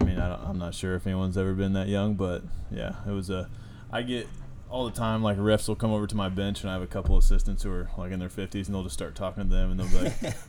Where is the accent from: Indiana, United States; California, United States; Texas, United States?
Indiana, United States; Rochester; Rochester, Indiana.